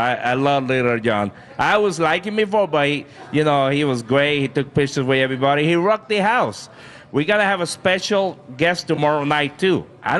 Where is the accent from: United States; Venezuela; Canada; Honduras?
United States; East Coast; now in Minneapolis, United States; I'm from the East Coast